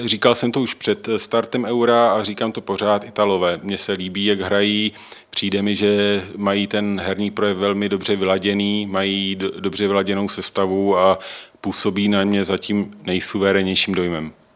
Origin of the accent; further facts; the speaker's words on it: Czechia; jako Češi